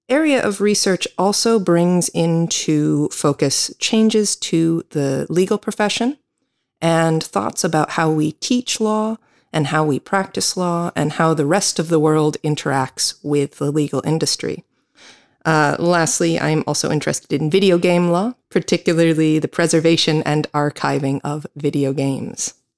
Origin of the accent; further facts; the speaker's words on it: United States; accent: American; now in Ireland; I am an American attorney